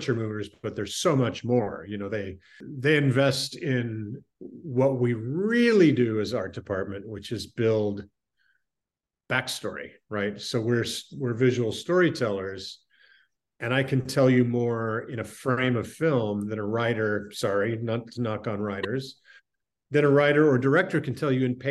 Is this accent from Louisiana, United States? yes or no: no; Salt Lake City, Utah, United States; I grew up in Salt Lake City in the 70s